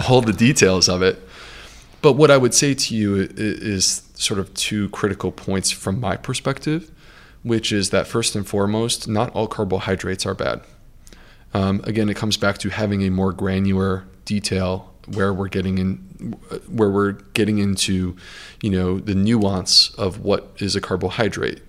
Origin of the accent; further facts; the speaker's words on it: United States; being American